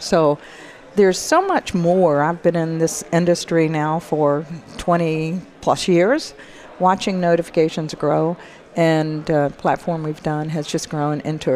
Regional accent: the South, United States; accent: southern; my southern accent

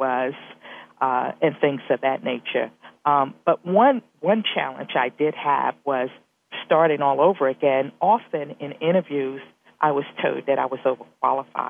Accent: East Coast, United States; moved away as an adult; also born or lived in Ohio / Indianapolis

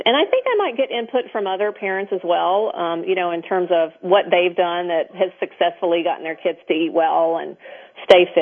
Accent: the South, United States; I grew up in the South, so I grew up with the best desserts in the country

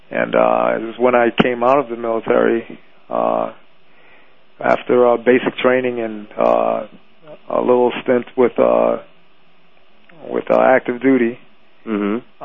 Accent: London, United Kingdom; born there; also born or lived in Caribbean / New York City; Uh, born in London. Uh, I grew up in the Caribbean a little bit.

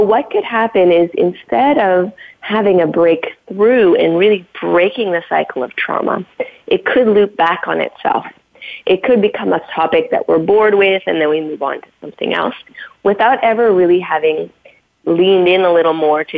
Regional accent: Canada; I was brought up on First Nation reservations in Canada.

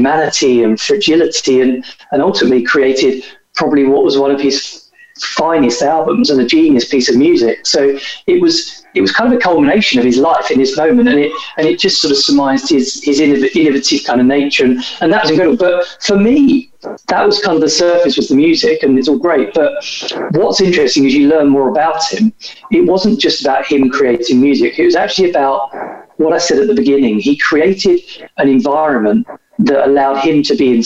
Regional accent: United Kingdom; So he was from this place in the UK, which is where I'm from as well.

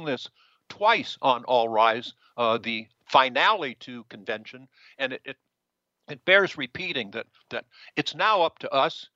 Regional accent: Washington, District of Columbia, United States; I was born in D.C.

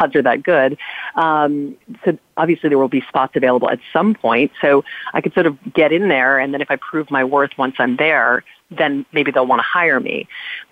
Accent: Louisiana, United States; We grew up in Louisiana

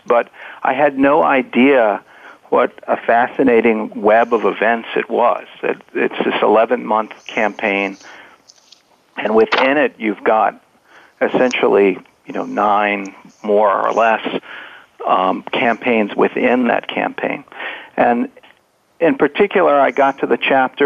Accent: Richmond, Virginia, United States; I grew up in Richmond, and my my parents are from North Carolina

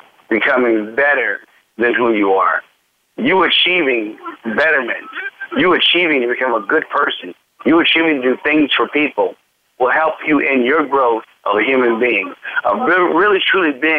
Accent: United States; I believe that I am an American. I may have a lot of mixture in me, but ultimately I am an American

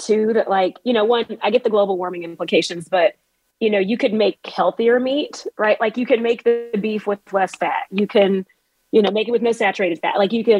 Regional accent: Texas, United States; I'm also a Texan.

